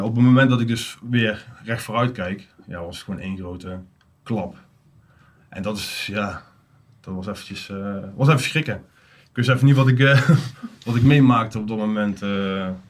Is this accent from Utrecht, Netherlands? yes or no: no; Uden, North Brabant, Netherlands; 37 jaar, kom uit Uden